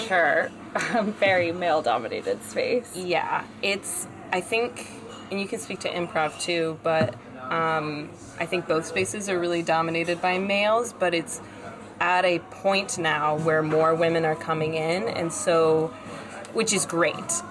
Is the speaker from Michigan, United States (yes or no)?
no; South Carolina, United States; now in New York, United States; I grew up in South Carolina, the South.